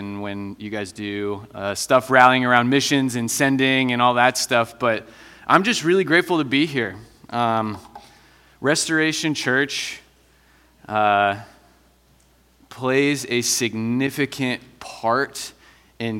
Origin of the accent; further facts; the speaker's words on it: Iowa, United States; moved away as an adult; also born or lived in Cedar Falls, Iowa; now in Denver, United States; I'm originally from Iowa.